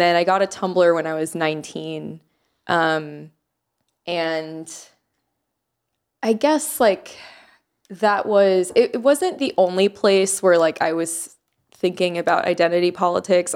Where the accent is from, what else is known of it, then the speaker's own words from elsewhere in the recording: Jacksonville, Florida, United States; also born or lived in Miami, Florida; I moved to Jacksonville when I was in middle school.